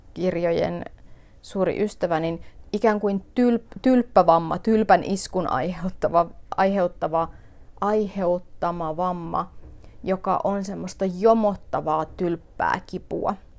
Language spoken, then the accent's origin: Finnish; northern Finland, Finland; meillä päin puhutaan täällä pohjoisessa kutomisesta